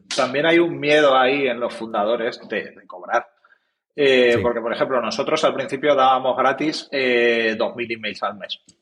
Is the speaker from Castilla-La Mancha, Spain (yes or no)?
yes; Ciudad Real, Castilla-La Mancha, Spain; somos de Ciudad Real, que ya es una cosa rara